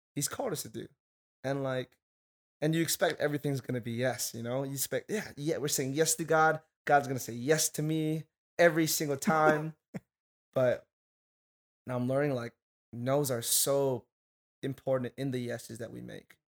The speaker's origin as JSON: {"language": "English", "region": "Hawaii", "country": "United States", "moved": "as an adult", "lives_now": "Arizona, United States", "said": "I'm from Hawaii"}